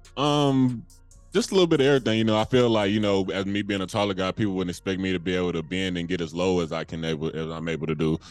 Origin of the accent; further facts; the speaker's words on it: England, Arkansas, United States; my hometown of England, Arkansas